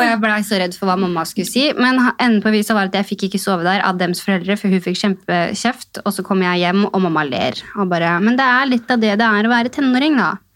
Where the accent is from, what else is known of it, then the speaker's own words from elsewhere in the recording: Elverum, Innlandet, Norway; Jeg kommer jo fra bygda det samme. Jeg kommer fra Elverum